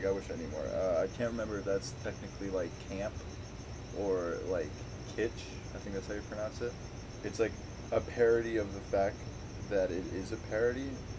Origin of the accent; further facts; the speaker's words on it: Scottsdale, Arizona, United States; I grew up in Scottsdale.